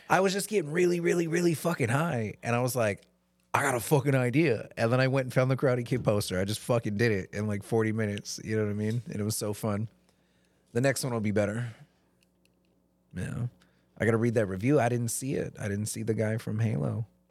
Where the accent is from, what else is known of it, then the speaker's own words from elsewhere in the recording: Maryland, United States; moved away; I grew up in Maryland, and that's only twelve hours from here in a car